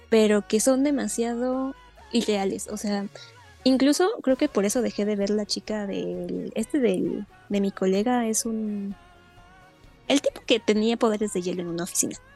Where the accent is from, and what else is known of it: Mexico